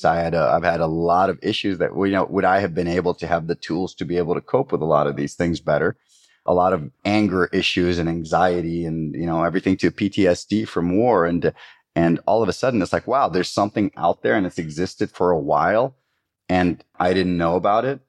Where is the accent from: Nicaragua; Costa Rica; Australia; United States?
Costa Rica; growing up in Costa Rica